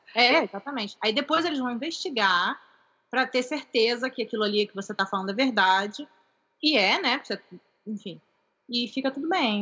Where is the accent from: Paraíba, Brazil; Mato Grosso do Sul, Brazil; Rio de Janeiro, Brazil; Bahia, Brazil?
Rio de Janeiro, Brazil; also born or lived in California, United States; now in United States; eu também sou carioca do Rio